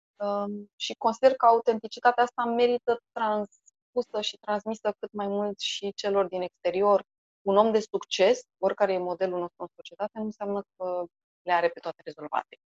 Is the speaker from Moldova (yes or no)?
no; Bucharest, Romania; born or raised there